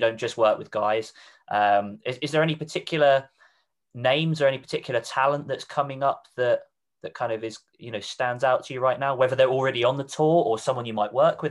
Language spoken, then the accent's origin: English; Reading, South East England, United Kingdom; moved away; I'm originally from Reading, which is in Berkshire